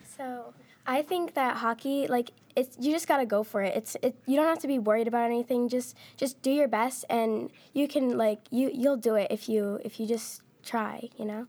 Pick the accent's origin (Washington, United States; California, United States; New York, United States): Washington, United States; also born or lived in Nevada; I moved here when I was about four